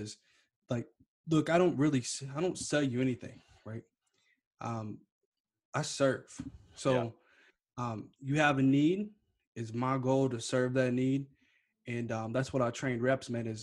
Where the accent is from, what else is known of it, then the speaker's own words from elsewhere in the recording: Kentucky, United States; moved away as an adult; now in California, United States; originally from Kentucky